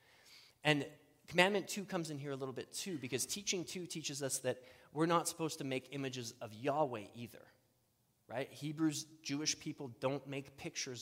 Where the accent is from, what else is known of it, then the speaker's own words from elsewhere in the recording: Saskatchewan, Canada; I grew up in Saskatchewan